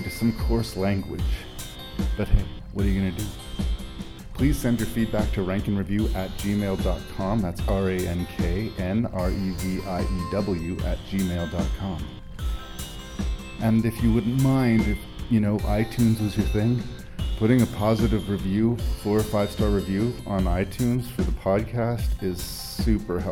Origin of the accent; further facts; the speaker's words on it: Canada; my home country of Canada